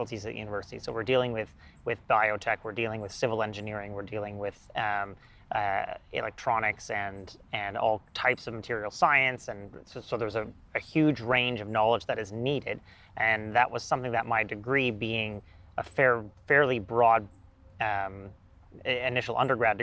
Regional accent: Ottawa, Ontario, Canada; my hometown

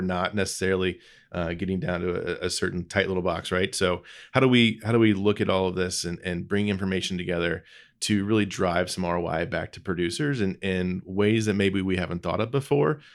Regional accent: Lebanon, Indiana, United States; I grew up in Lebanon, Indiana, just northwest of Indianapolis. It's home. It's always been home.

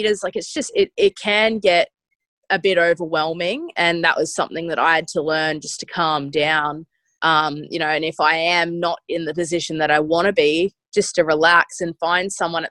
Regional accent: Australia; as an Aussie

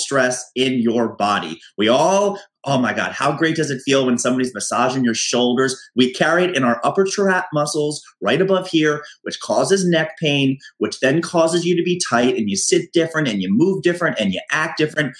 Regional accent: United States; now in New York City, United States; being an American, being in New York City

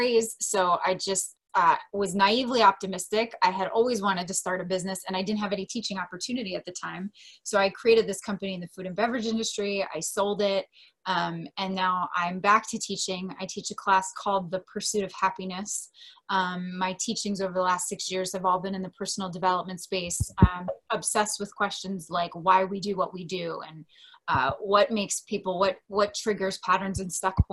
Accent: Delaware, United States; moved away as an adult; now in San Diego, United States; my hometown, which is Delaware. I live in San Diego. I've been there for 13 years now.

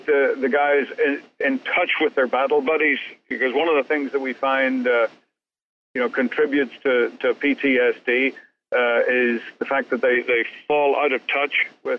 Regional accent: Northern Ireland, United Kingdom; now in United States; growing up in Northern Ireland in the 60s and 70s, it was an urban warfare zone

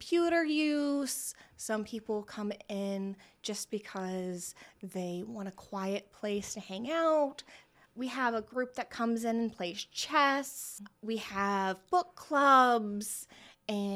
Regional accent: Selma, Indiana, United States; as a teenager, I grew up in Wapahani

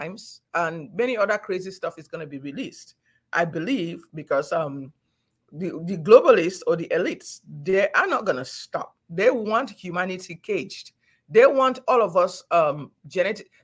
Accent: Cameroon; moved away as an adult; also born or lived in Nigeria; now in Houston, United States; I grew up in Cameroon when things were still peaceful and nice. I went to medical school in Nigeria.

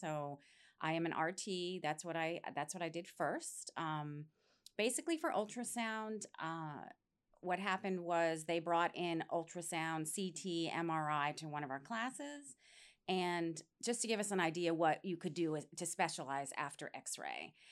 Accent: New York, United States; moved away as an adult; now in Florida, United States; I grew up in New York State, and after I graduated high school, I came down here to Florida

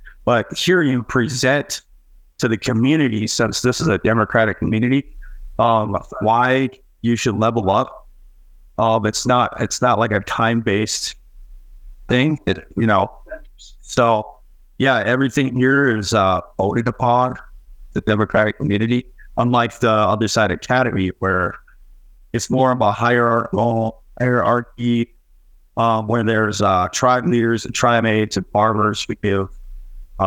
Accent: St. Paul, Minnesota, United States; moved away as an adult; now in Utah, United States; I'm from St. Paul, Minnesota

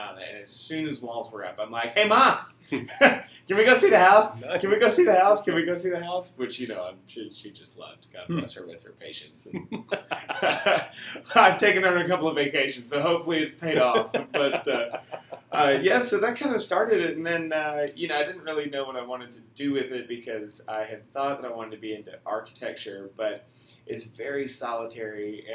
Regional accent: Atlanta, Georgia, United States; I was born and raised in Atlanta

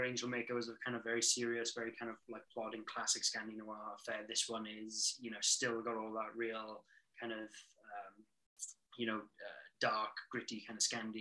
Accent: United Kingdom; now in British Columbia, Canada; I'm a British author living in Canada

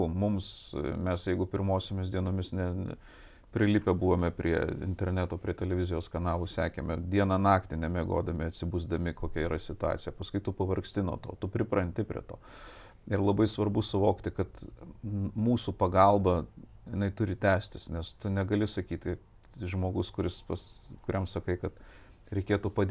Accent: Vilnius, Vilnius County, Lithuania; also born or lived in Kaunas; Aš pats, aš techniškai net kaunietis, aš gimiau Kaune, paskui po kelių savaičių, man, nes jie mokėsi ir gyveno Vilniuje, per, persikėliau į Vilnių.

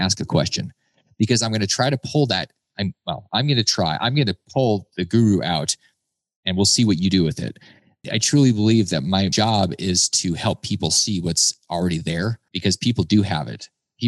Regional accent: Alaska, United States; I grew up in Alaska and I've been to Africa.

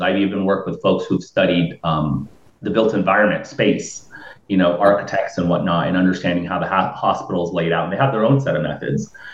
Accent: New Port Richey, Florida, United States; I'm from Newport Richey. I'm I'm of Lebanese

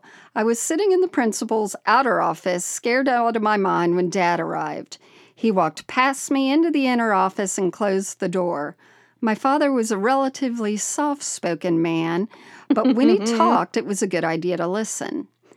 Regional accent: Indiana, United States; I grew up Catholic in Northeast Indiana and went to Catholic school for 12 years in the 60s and 70s.

